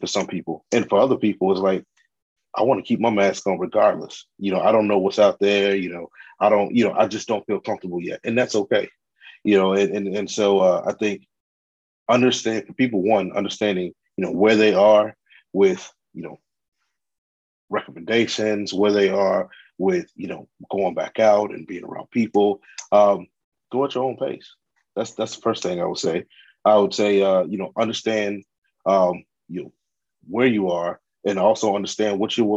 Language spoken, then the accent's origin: English; Chicago, Illinois, United States; I am a Chicagoan, you know, born and raised